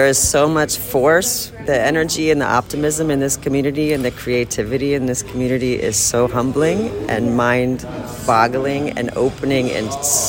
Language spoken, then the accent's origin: English; New York City, New York, United States; I'm from Brooklyn, New York.